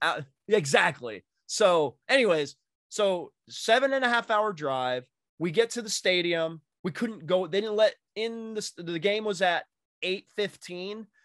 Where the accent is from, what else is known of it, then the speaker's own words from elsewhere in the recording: Massachusetts, United States; now in Indiana, United States; I grew up in Mass and we had turnpikes in Mass